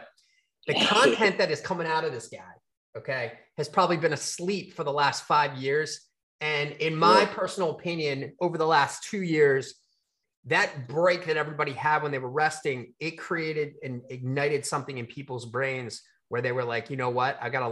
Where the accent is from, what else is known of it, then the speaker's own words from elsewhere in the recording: Baltimore, Maryland, United States; we're Baltimore people